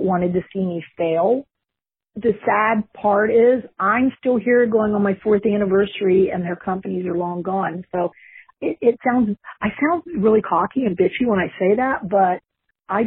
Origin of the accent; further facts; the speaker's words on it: West Virginia, United States; now in Vero Beach, United States; I grew up in West Virginia